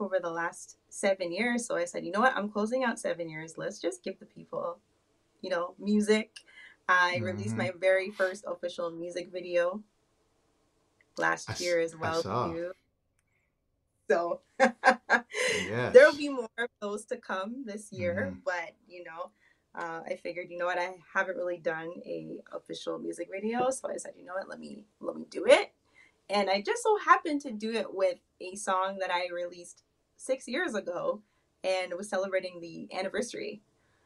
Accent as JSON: {"language": "English", "town": "Toronto", "region": "Ontario", "country": "Canada", "said": "I am from Toronto, Canada."}